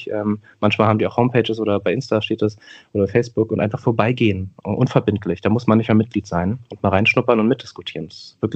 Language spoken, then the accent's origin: German; Berlin, Germany; äh, ich bin 32 Jahre alt, bin äh, geboren und aufgewachsen in Neukölln, einem Stadtteil von Berlin, von dem haben sicherlich viele gehört. Ich lebe auch in Neukölln nach wie vor.